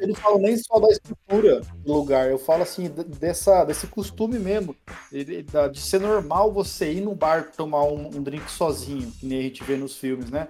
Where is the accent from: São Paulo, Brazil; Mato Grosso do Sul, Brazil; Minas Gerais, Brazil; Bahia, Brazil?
Mato Grosso do Sul, Brazil; Campo Grande; Da minha família, acho que eu sou o único de Campo Grande que nasceu aqui